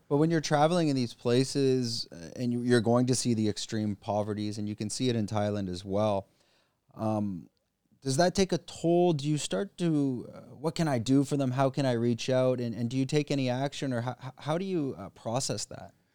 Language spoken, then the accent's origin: English; Canada; moved away; I'm from Canada